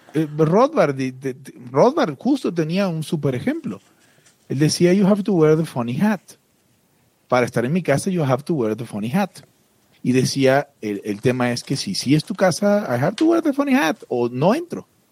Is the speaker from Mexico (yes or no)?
yes; Mexico; como los mexas